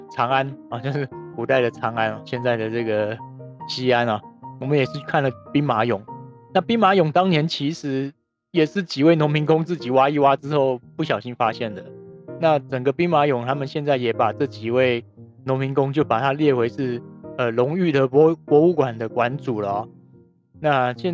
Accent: Taiwan; 我是台湾来的

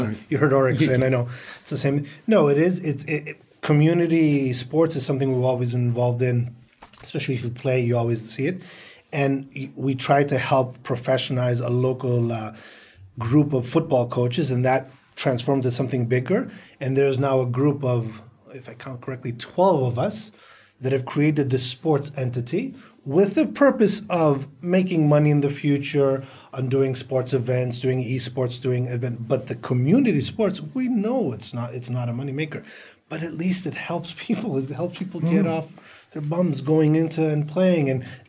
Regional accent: United States; We come from the Western world. I grew up in the States. It was natural in our schools and in our corporations.

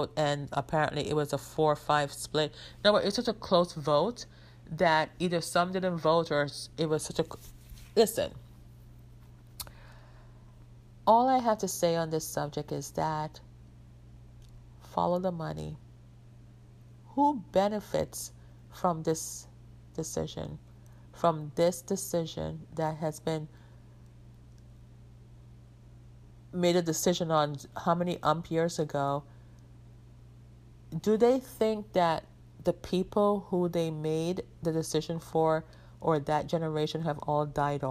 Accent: Jamaica; I grew up in Jamaica where it is mostly like, when I grew up, we wore uniforms

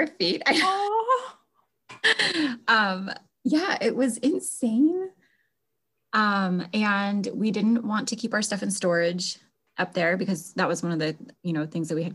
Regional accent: Alaska, United States; moved away as an adult; also born or lived in Florida / Idaho; My husband and I are originally born and raised in Alaska.

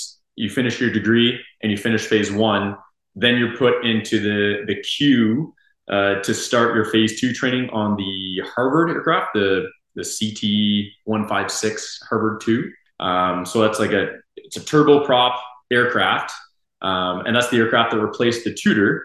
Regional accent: Moncton, New Brunswick, Canada; moved away as an adult; now in Moose Jaw, Canada; University of Moncton, my hometown

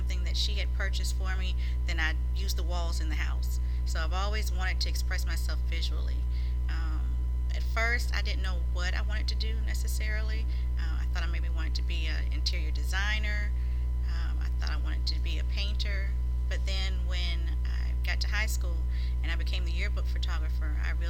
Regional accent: Savannah, Georgia, United States; I'm born and raised in Savannah, Georgia

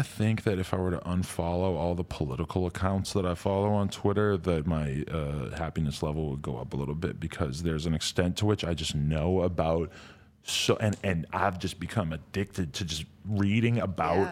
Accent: New Hampshire, United States; moved away; where I grew up in New Hampshire

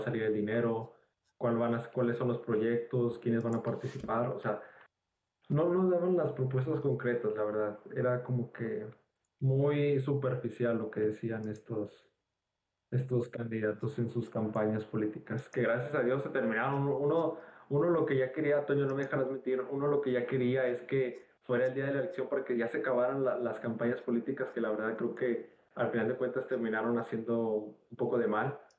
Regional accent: Nuevo León, Mexico; los dos somos de Nuevo León

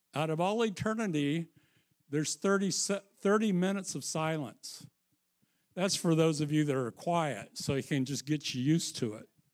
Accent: Missouri, United States; I'm from Missouri

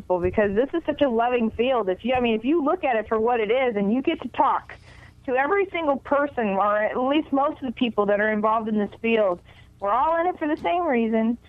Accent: Houston, Texas, United States; moved away as an adult; now in Los Angeles, United States; I'm originally from Houston, Texas. Okay. I've been in Los Angeles for about 25 years

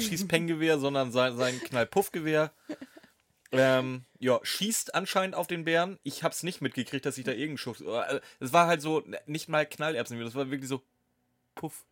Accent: Steinburg, Schleswig-Holstein, Germany; ich bin Steinburger

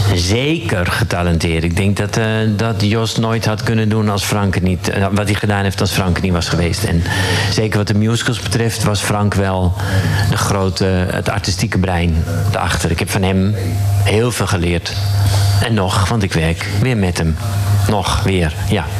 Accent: Zaanstreek, North Holland, Netherlands; Ik ben een uh, jongen uit de Zaanstreek. Daar ben ik geboren.

